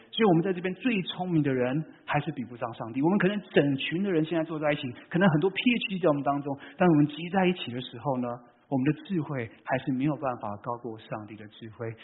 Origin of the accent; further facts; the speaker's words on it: Vancouver, British Columbia, Canada; moved away as an adult; now in California, United States; 我是在，啊，加拿大长大的